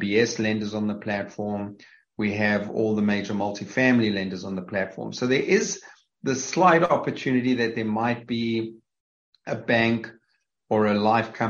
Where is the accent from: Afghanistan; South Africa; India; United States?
South Africa; accent: South African; moved away; having come from South Africa, and obviously my accent gives that away